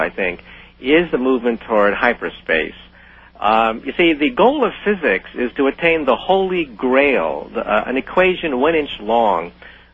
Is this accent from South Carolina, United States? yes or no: no; San Francisco, California, United States; When I was a child growing up in San Francisco, I used to go to the Japanese tea garden